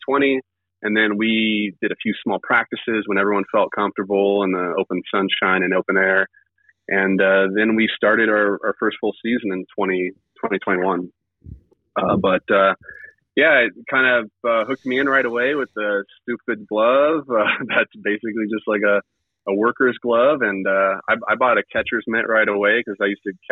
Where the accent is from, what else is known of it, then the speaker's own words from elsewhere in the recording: Riverside, California, United States; I'm originally from Riverside as well, like where Gil lives